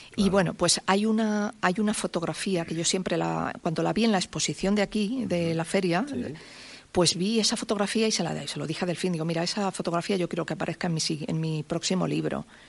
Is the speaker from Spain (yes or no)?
yes; Santa Cruz, Spain; also born or lived in Madrid; mucho de mi infancia en Santa Cruz